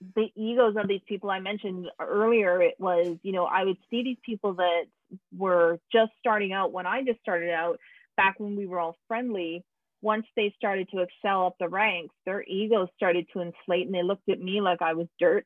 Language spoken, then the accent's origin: English; Canada; i'm canadian